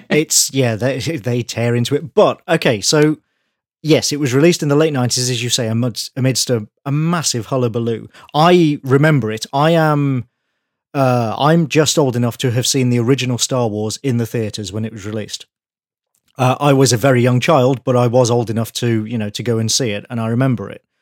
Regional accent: United Kingdom; I'm British, I grew up here

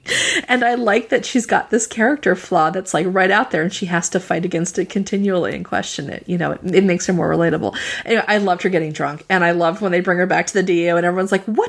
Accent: Virginia, United States; I grew up in Virginia, and one of my oldest friends, her grandmother loved to tell the story

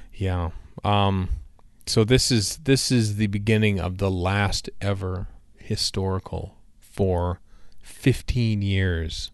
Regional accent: Canada; as a Canadian

